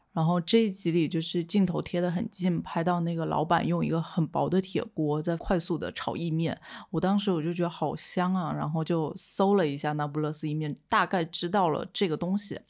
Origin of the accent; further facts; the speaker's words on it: Quanzhou, Fujian, China; moved away; 身为闽南人，其实我从小到大对蚝是情有独钟的。因为在泉州吃海蛎是很日常的一件事情